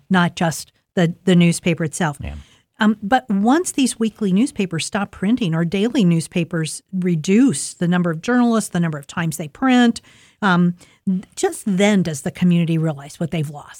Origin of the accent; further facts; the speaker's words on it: Columbus, Ohio, United States; now in Delaware County, United States; I grew up in Linden